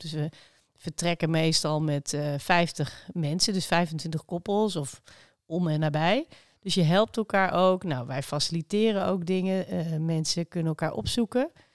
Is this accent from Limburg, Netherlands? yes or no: no; Zutphen, Gelderland, Netherlands; moved away as an adult; also born or lived in Amsterdam; ik ben in Zutphen opgegroeid en ik heb eh, iets van twaalf jaar in uh, Amsterdam omgeving gewoond.